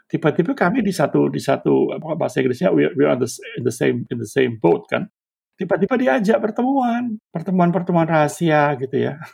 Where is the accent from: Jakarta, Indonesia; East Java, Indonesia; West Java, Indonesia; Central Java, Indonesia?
East Java, Indonesia; Surabaya; Ngapain aku orang Surabaya dilaporin di Serang?